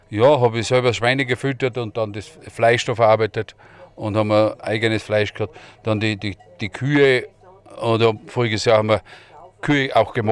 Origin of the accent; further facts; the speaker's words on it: Upper Austria, Austria; born there; Ich bin ein gebürtiger Oberösterreicher